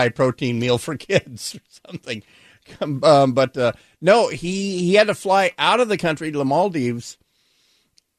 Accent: Hawaii, United States; now in Seattle, United States; growing up in Hawaii

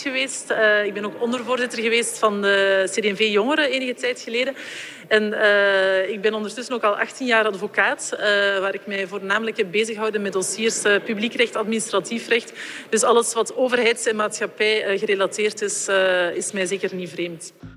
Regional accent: Schoten, Flanders, Belgium; Ik kom uit Schoten, eh, waar ik altijd gewoond heb

